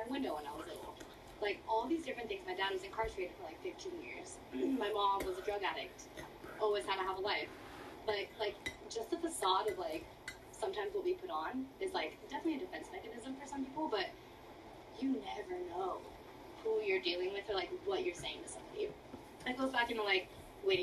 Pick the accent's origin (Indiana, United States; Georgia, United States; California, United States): California, United States; Bellflower; also born or lived in Virginia; I was born and raised in Southern California. From the flower